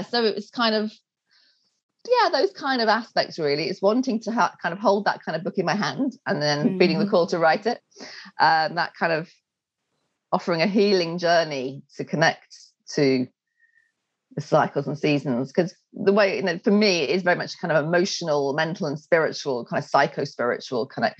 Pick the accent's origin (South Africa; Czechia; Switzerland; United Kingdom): United Kingdom; England; moved away as an adult; also born or lived in Wales; I'm English